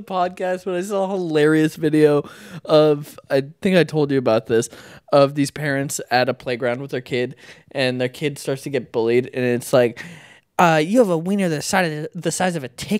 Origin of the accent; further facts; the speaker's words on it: Maine, United States; growing up in Maine in the northeast of the U.S.